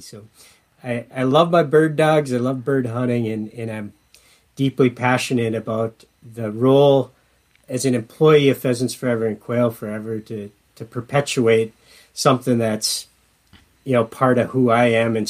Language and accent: English; Escanaba, Michigan, United States; moved away as an adult; now in Minnesota, United States; my hometown is named Escanaba, and everybody that grows up in Escanaba, Michigan, calls my hometown Esky.